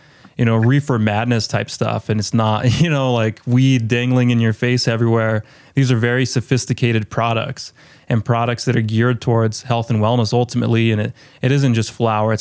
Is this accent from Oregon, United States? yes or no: no; Colorado, United States; My hometown actually in Colorado